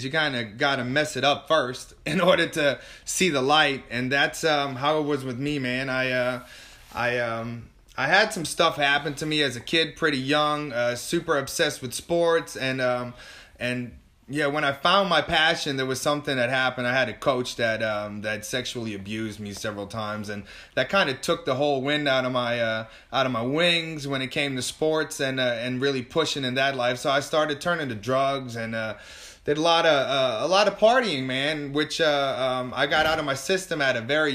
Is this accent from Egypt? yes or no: no; Amsterdam, North Holland, Netherlands; moved away as an adult; now in New Orleans, United States; I am from Amsterdam, moved over here in New Orleans in 2010